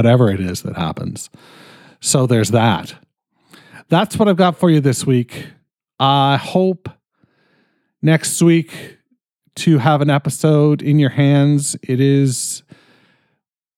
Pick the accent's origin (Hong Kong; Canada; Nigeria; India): Canada; I'm fucking Canadian